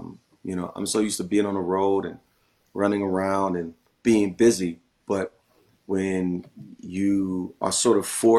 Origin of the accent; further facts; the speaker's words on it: Philadelphia, Pennsylvania, United States; I'm from Philly and how, you know, there's certain reasons why I made a decision to move away.